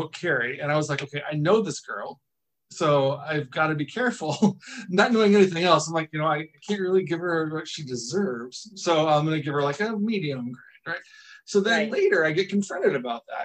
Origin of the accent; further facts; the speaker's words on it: Northern Indiana, United States; growing up in Northern Indiana